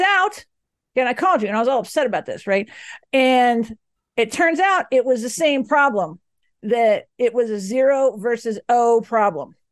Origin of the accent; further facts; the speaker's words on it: the South, United States; now in Boulder, United States; me and you, Alex, we hail from the South